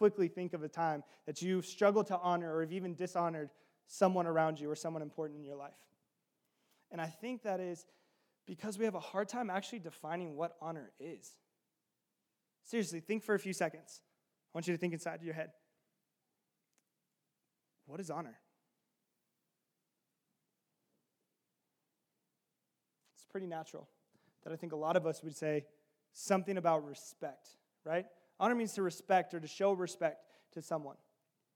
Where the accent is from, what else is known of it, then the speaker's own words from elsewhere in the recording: the South, United States; I'm from the South